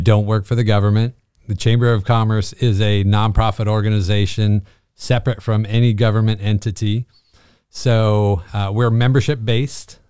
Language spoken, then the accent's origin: English; Bishop, California, United States; moved away as an adult; also born or lived in Panorama City, California; now in Evans, United States; I am from uh, California, born and raised